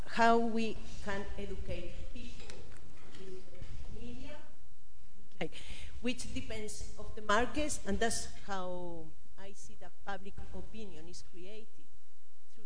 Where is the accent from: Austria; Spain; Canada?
Spain; also born or lived in South Tottenham, London; now in London, United Kingdom; I come from Spain. I'm living in South Tottenham